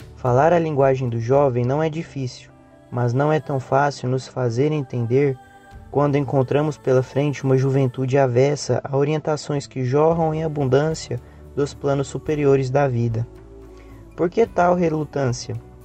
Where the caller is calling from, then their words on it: Goiânia, Goiás, Brazil; eu sou de Goiânia e falo do Centro Espírita Caridade e o Caminho